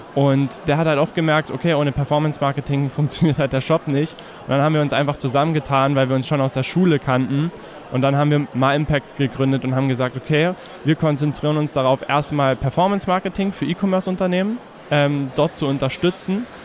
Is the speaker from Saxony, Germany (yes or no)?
yes; Herrnhut, Saxony, Germany; now in Görlitz, Germany; tatsächlich komme ich ursprünglich aus der Ecke Herrnhut